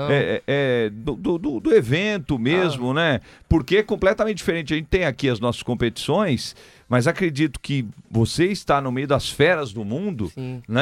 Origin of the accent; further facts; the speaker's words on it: São Paulo, Brazil; Isso, sou